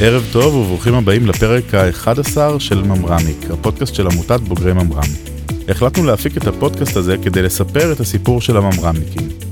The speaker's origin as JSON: {"language": "Hebrew", "country": "Israel"}